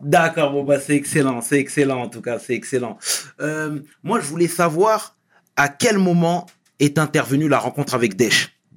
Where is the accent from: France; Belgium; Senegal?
Senegal; je suis sénégalais